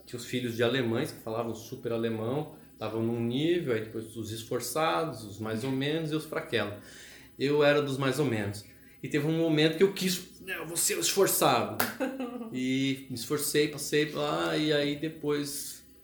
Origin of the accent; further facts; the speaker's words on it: São Paulo, Brazil; moved away as an adult; now in Florianópolis, Brazil; foi eu que saí de São Paulo, né? Eu quis fugir de São Paulo. É, assim que eu me formei, que eu tive chance, eu quis sair de São Paulo